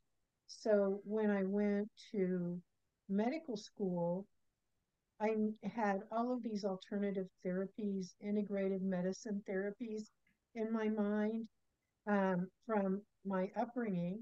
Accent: Kansas, United States; I was born in Kansas.

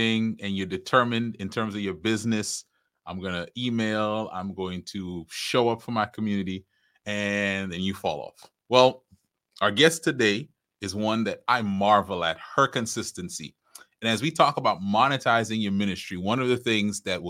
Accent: Trinidad & Tobago; I'm from Trinidad. But as we talked about in the intro, I have roots in Barbados

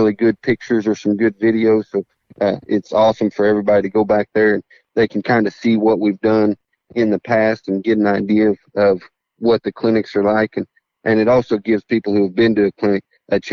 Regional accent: Oklahoma, United States; now in Texas, United States; I'm from Oklahoma, but I'm a Texan now

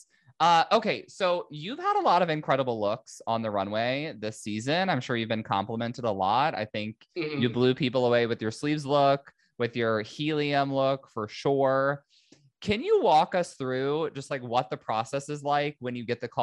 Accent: Indiana, United States; now in Southern California, United States; I'm not from here. I live here, but I'm originally from the Midwest, Indiana

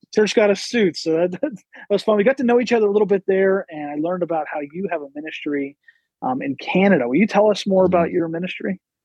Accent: Pennsylvania, United States; I grew up in Pennsylvania

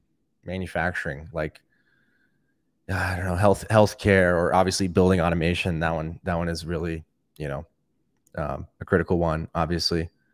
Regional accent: Atlanta, Georgia, United States; I am from Atlanta, Georgia.

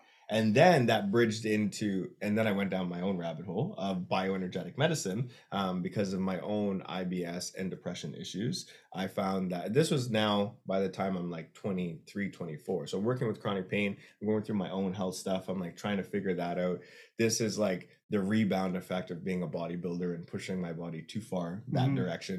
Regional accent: Canada; now in United States; My vision is growing the company where it works, where I'm Canadian and American.

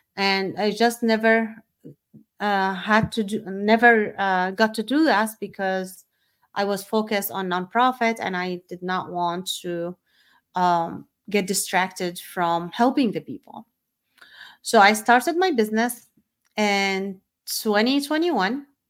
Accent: Syria; moved away as an adult; also born or lived in Saudi Arabia; I was born and raised in Syria

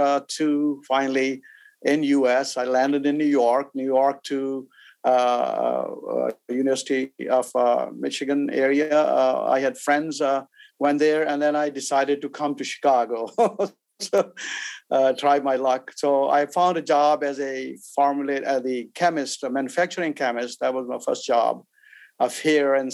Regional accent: Pakistan; moved away; also born or lived in India; I was born in India way back, and then we migrated as I was a refugee from India to Pakistan

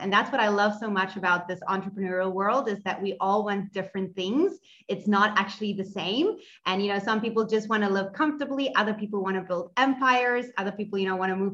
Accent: Cape Town, Western Cape, South Africa; I am from Cape Town in South Africa

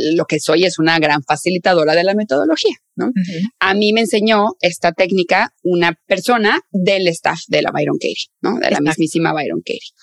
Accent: northern Mexico, Mexico; soy del norte de México, entonces ahí decimos tía

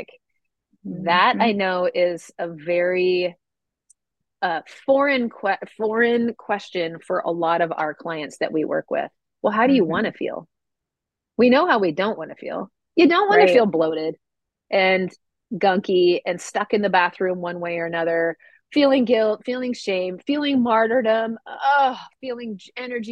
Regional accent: Midwest, United States; I grew up in the Midwest

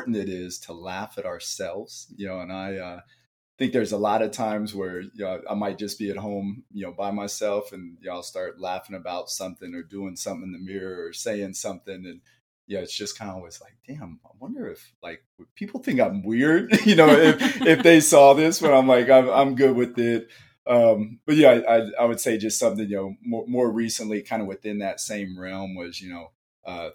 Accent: Dallas, Texas, United States; also born or lived in Mesa, Arizona; now in Phoenix, United States; grew up in Dallas. So Dallas is my roots

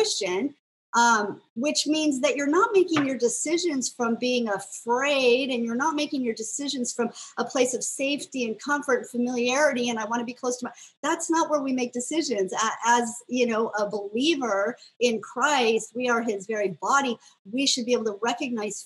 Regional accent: United States; I grew up in America

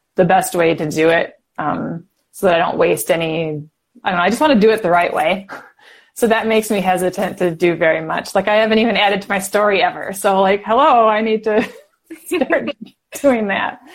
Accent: Wisconsin, United States; I'm from Wisconsin

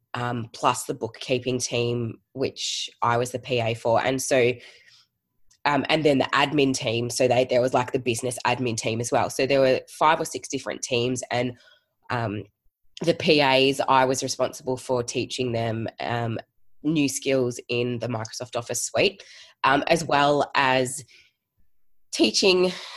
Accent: Geelong, Victoria, Australia; moved away as an adult; now in Melbourne, Australia; I am originally from Geelong and moved to Melbourne uh, just over 10 years ago now

